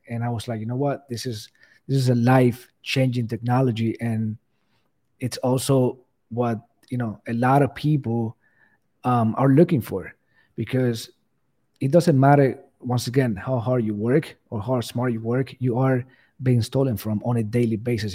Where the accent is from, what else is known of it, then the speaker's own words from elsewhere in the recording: Cuba; English is a second language; moved away; English is not my first language, so, you know, I, I'm Cuban, I came from Cuba, I had to learn the language